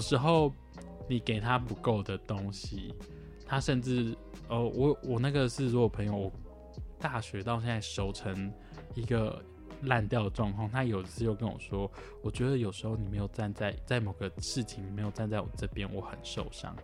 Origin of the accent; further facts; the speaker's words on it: Tainan, Taiwan; moved away; also born or lived in Hualien; 因为我是台南人，我从台南坐来花莲